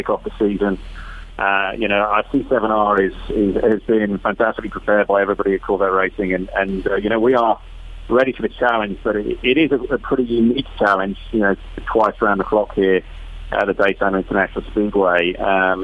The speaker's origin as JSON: {"language": "English", "country": "United Kingdom", "said": "I'm British"}